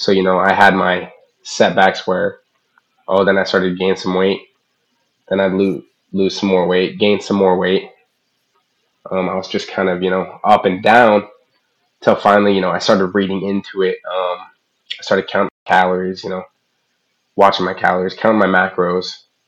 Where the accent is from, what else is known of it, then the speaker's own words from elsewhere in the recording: Midwest, United States; I was from the Midwest